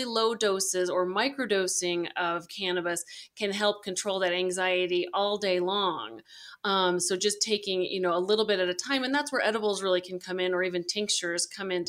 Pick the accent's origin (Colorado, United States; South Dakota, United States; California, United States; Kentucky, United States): Colorado, United States; also born or lived in Arizona; I was born and raised here in Colorado, so I came home